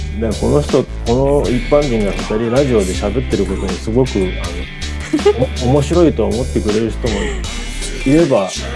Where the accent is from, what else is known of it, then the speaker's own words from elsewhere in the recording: Shizuoka, Japan; 俺は逆に静岡から出たことがなくて